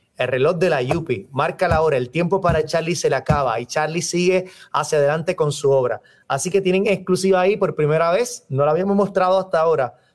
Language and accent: Spanish; Puerto Rico; nosotros como puertorriqueños